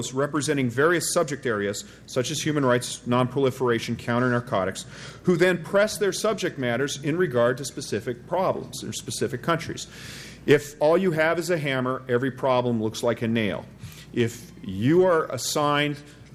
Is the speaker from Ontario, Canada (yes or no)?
no; Quebec, Canada; now in United States; I am of French ancestry, but I'm actually Quebecois